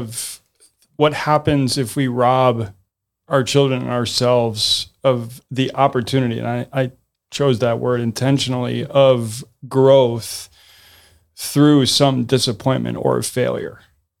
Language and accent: English; the North, United States; I've heard it because I'm from the North, and there were snowplow parents.